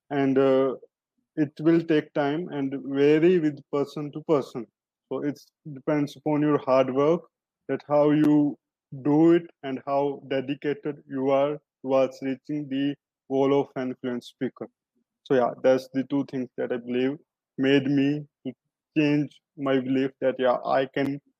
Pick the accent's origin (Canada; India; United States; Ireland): India; uh, I'm from India.